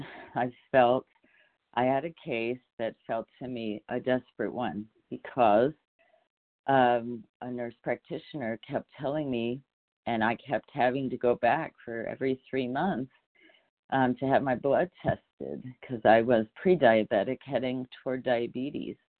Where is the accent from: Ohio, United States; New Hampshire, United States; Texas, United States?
Ohio, United States; also born or lived in California; now in Utah, United States; I, I was born in Ohio